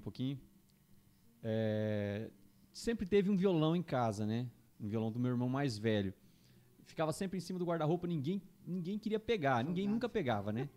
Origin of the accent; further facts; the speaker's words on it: Juína, Mato Grosso, Brazil; now in Campo Grande, Brazil; eu sou de Juína, né? Mato Grosso, interiorzão oh. lá, Mato Grosso